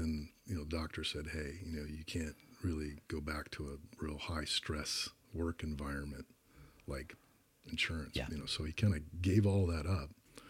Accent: Tucson, Arizona, United States; University of Arizona, where I ended up playing

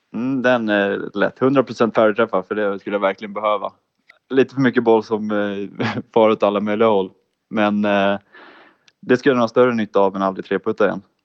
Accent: Täby, Stockholm County, Sweden; moved away as an adult; also born or lived in Ludvika; now in Jönköping, Sweden; jag är ursprungligen från Täby

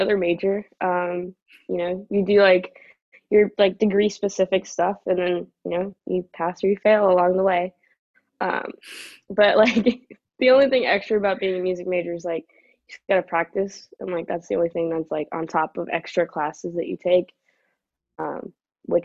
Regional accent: United States; growing up here in the U.S.

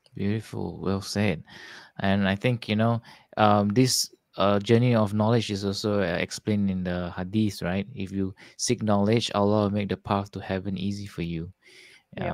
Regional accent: Singapore; I'm from Singapore, somewhere in Southeast Asia, below Malaysia.

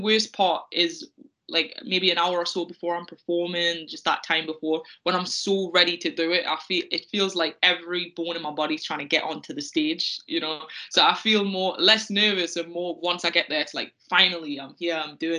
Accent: the Northeast, North East England, United Kingdom; growing up in the Northeast in the early 2000s

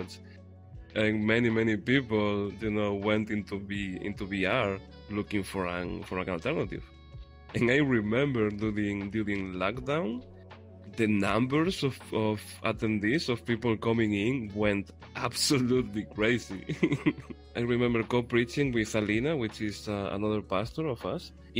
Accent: Spain; I am from Spain

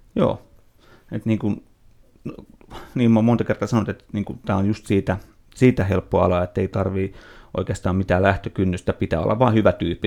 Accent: Nummela, Uusimaa, Finland; se Nummelas, missä mä olin kotoisin

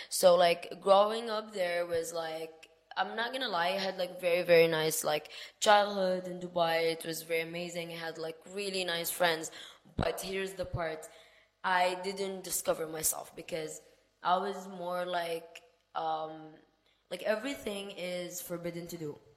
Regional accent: Sudan; English is a second language; moved away; I am not originally from there. I am from Sudan, Africa, and to be honest, I would say we like in Sudan we're more um, open-minded

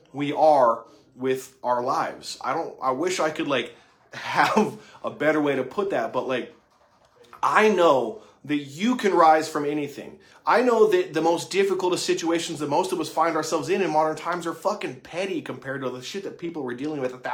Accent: Utah, United States; moved away as an adult; now in Lexington, United States; I'm not from Kentucky. I'm from Utah. I'm a transplant. And I moved out here about 4.5 years ago.

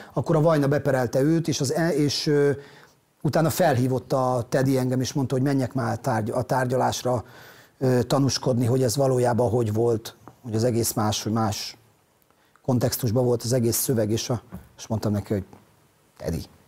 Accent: Ózd, Borsod-Abaúj-Zemplén, Hungary; moved away as an adult; ott nőttem fel, ott voltam ebbe a munkanélküliségbe

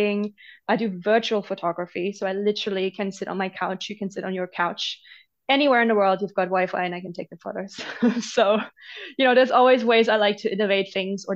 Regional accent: Germany; moved away; growing up in Germany

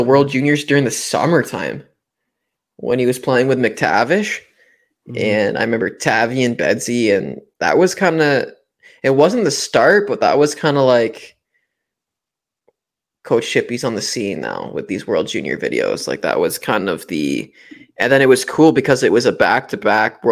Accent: Canada; Team Canada, we're stacked too

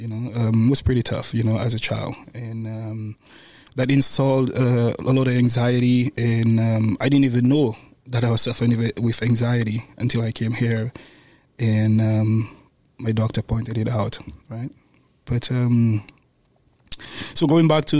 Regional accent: St. Lucia; moved away; Growing up in St. Lucia, my mom had the two of us, my sister and myself, single mom

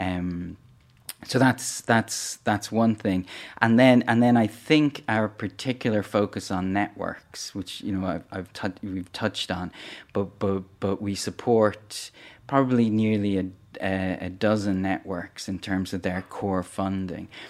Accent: Dublin, Leinster, Ireland; also born or lived in northern Cameroon; I'm from Dublin in Ireland, and that's where the, the foundation is based as well

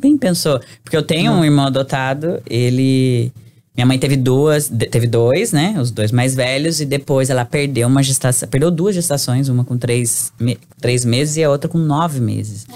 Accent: Brazil; moved away as an adult; now in United States; a gente é brasileiro

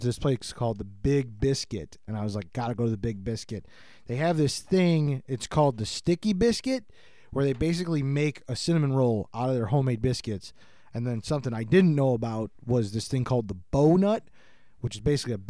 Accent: near Chicago, Illinois, United States; just Plains right by Chicago

